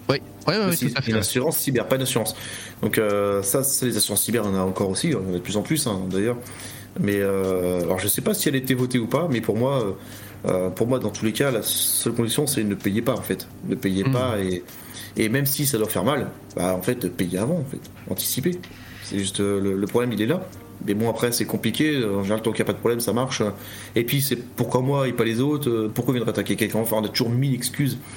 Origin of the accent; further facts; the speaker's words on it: France; si on fait ça, nous, en tant que Français, les, les, les pirates vont venir dire Ah, venez voir les Français